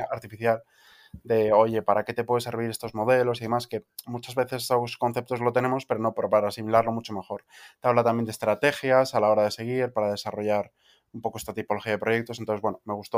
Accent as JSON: {"language": "Spanish", "town": "Vigo", "region": "Galicia", "country": "Spain", "tie": "born or raised there", "said": "donde crecí en Vigo"}